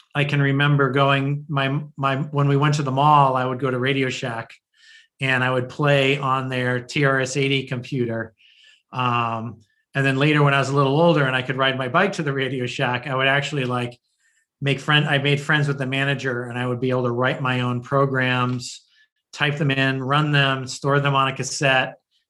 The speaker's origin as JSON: {"language": "English", "area": "north of Boston", "region": "Massachusetts", "country": "United States", "tie": "born or raised there", "also_born_or_lived": "New Haven, Connecticut", "said": "I really grew up north of Boston and in the suburbs."}